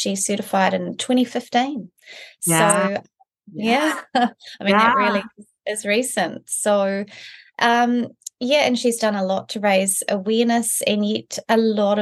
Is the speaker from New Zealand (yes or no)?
yes; Blenheim, Marlborough, New Zealand; also born or lived in Christchurch; now in Auckland, New Zealand; I'm from Blenheim. It's a little town at the top of our South Island. So Kiwi born and bred